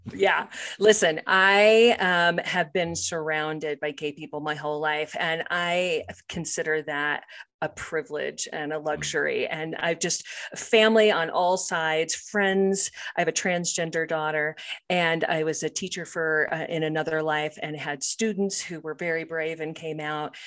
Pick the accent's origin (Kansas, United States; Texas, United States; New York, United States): Kansas, United States; Topeka; now in Colorado, United States; I grew up in Topeka, Kansas